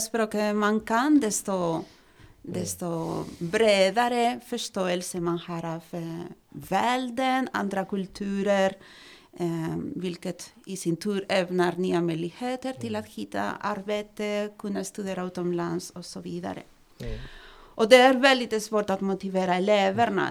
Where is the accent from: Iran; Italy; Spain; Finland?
Spain; Swedish is a second language; now in Sweden; kommer från Spanien och har bott här i Sverige i 21 år